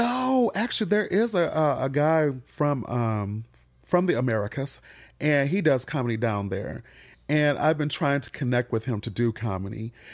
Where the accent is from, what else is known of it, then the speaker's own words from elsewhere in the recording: Michigan, United States; moved away; I'm from Michigan.